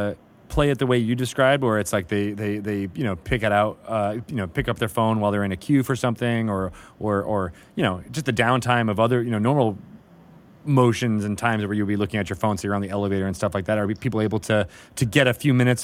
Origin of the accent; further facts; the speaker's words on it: Canada; But as a Canadian, you'd be like, oh, no, I would never say.